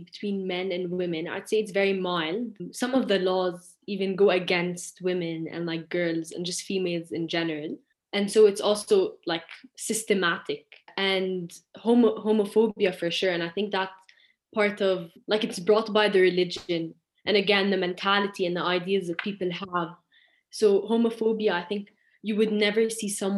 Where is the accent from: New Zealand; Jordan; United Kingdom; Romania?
Jordan; I'm 17 years old and I'm from Jordan.